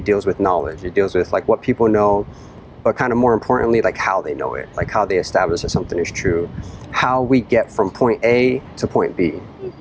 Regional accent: Boston, Massachusetts, United States; moved away; I'm originally from Boston, the Boston area.

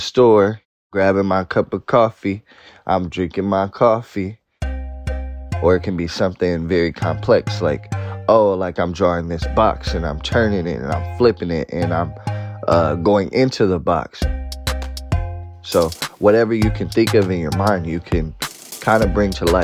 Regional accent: Oakland, California, United States; I'm from Oakland, California

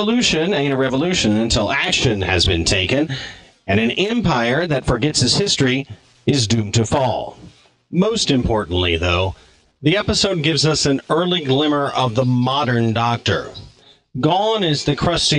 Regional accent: United States; as an American

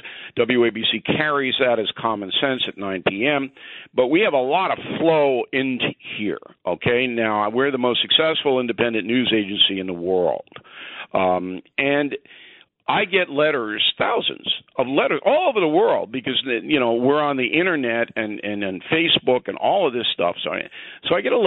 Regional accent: Levittown, New York, United States; also born or lived in Manhattan, New York; I was raised in Levittown, born in Manhattan, raised in Levittown because my parents couldn't afford to live in Manhattan.

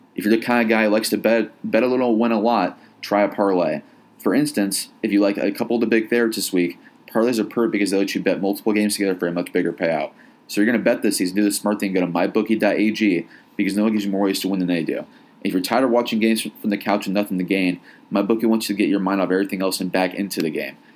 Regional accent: Indiana, United States; now in Arizona, United States; I know I'm an outsider here. I'm from Indiana

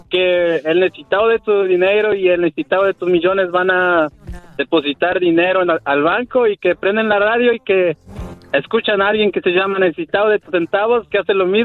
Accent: Puebla, Mexico; No, yo soy de Puebla, pero le voy al equipo del Pachuca.

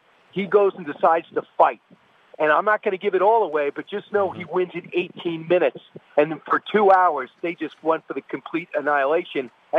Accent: New York, United States; I'm a New Yorker

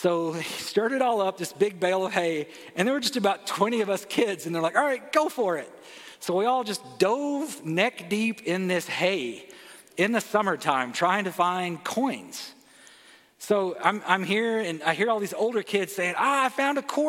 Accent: Arkansas, United States; now in California, United States; I grew up in the South. I'm from Arkansas

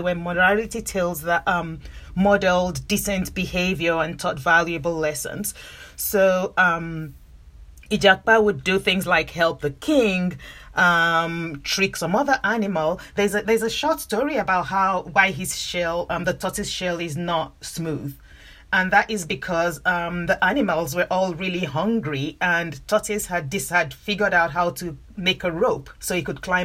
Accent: Nigeria; I grew up in Nigeria. I'm Nigerian

